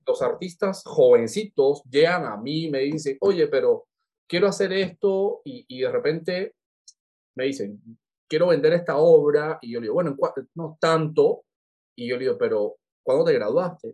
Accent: Cuba; moved away as an adult; now in Lima, Peru; nosotros como cubanos somos, somos tan adaptables

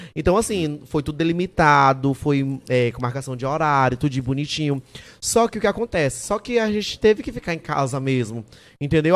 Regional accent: São Luís, Maranhão, Brazil; eu sou de São Luís

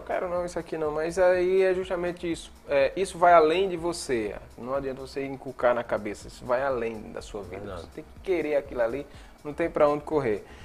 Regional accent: Monteiro, Paraíba, Brazil; also born or lived in Sumé, Paraíba; eu me criei em Monteiro, né? Na zona rural, numa comunidade rural chamada Pocinhos

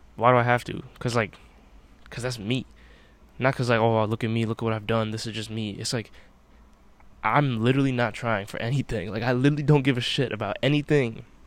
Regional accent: United States; I'm an American, right? I live in America in 2021

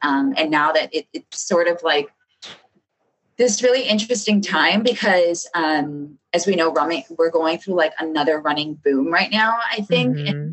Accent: Chicago, Illinois, United States; I'm from South Chicago

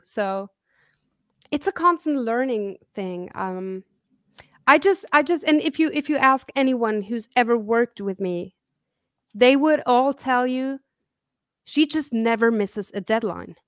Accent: Zurich, Switzerland; also born or lived in Kansas City, Missouri / Italy; I grew up in Switzerland

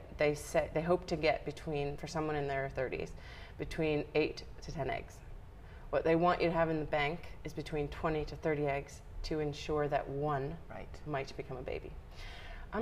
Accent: United States; moved away as an adult; I'm originally from America, so I moved to a foreign country

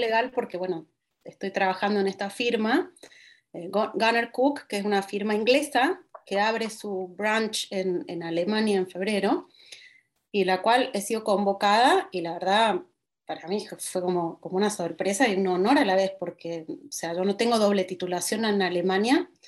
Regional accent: Argentina; moved away as an adult; also born or lived in Portugal; now in Berlin, Germany

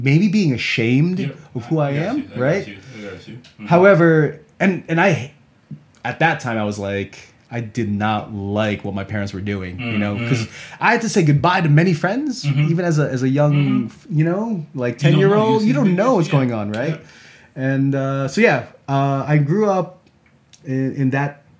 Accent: United States; also born or lived in Philippines; I was born in the Philippines, and I moved to the United States when I was 5. Mostly grew up in the New York and Connecticut area.

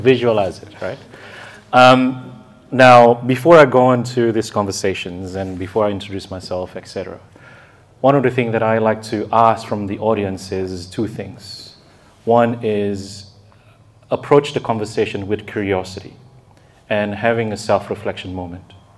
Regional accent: Indonesia; I was raised in Indonesia

